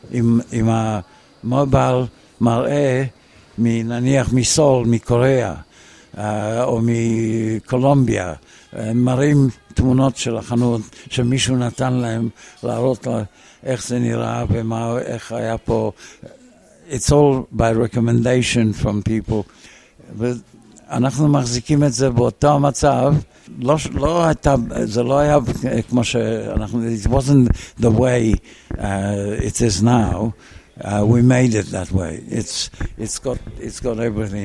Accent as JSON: {"language": "Hebrew", "country": "Israel", "also_born_or_lived": "Australia", "moved": "yes", "lives_now": "Melbourne, Australia", "said": "נסענו לארץ לעלות בחזרה לארץ."}